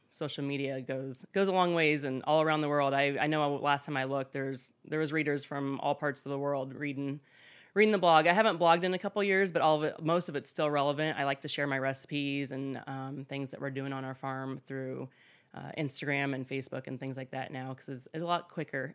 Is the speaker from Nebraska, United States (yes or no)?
yes; South Central Nebraska, United States; moved away as an adult; also born or lived in Des Moines, Iowa; now in Underwood, Iowa, United States; I did not grow up here in Iowa. I grew up in South Central Nebraska in a small town, ag community, but not on a farm.